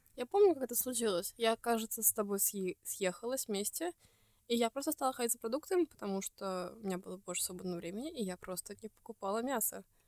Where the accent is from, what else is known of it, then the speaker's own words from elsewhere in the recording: Estonia; из Эстонии